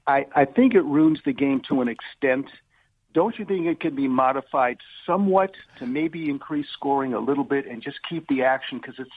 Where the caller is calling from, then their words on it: Lake Balboa, California, United States; from Lake Balboa.